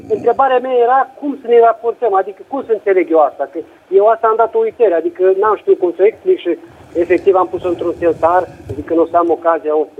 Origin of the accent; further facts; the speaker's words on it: Romania; now in Italy; la noi în țară